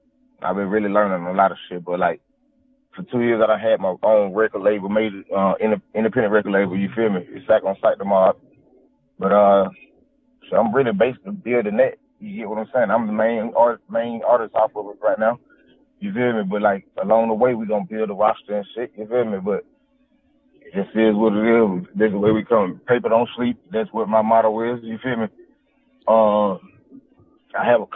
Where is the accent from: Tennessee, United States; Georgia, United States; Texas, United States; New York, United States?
Georgia, United States; Newnan; I'm from Noonan, Georgia